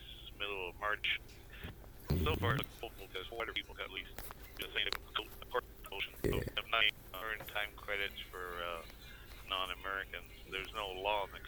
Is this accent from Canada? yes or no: yes; Canada; now in Seattle, United States; Being Canadian, and because we're close here to the Canadian border in Seattle